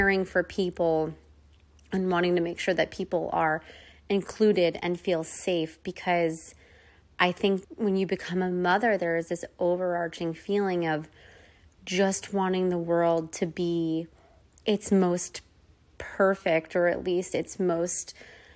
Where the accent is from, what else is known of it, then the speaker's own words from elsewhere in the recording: United States; moved away as an adult; also born or lived in New York / Northern New Jersey; now in California, United States; growing up on the East Coast, in New York, Northern New Jersey